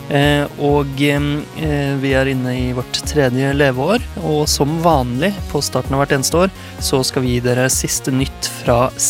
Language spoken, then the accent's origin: Norwegian; Ålgård, Rogaland, Norway; moved away; Vi har det hjemme på Ålgård.